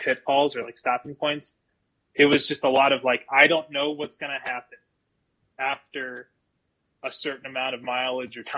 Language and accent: English; Las Vegas, Nevada, United States; moved away as an adult; also born or lived in Milwaukee, Wisconsin / Eugene, Oregon; now in Colorado, United States; I lived in Las Vegas for minus, like, the 3 years that I had growing up in Milwaukee. Like, my entire life I was in Las Vegas.